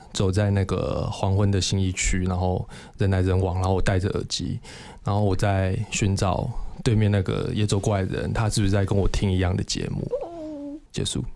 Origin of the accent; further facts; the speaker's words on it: Kaohsiung, Taiwan; 我是高雄人